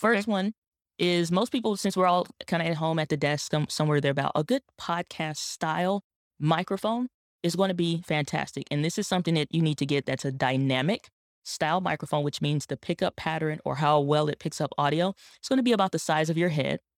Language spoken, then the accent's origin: English; St. Louis, Missouri, United States; my hometown in Saint Louis, Missouri